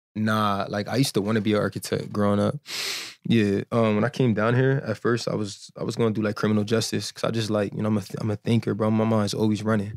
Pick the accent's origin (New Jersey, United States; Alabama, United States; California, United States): New Jersey, United States; moved away as an adult; now in Miami, United States; I'm from Jersey